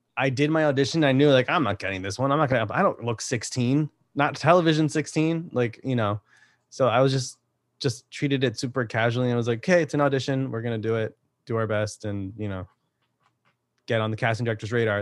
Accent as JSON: {"language": "English", "region": "Connecticut", "country": "United States", "said": "I'm from Connecticut"}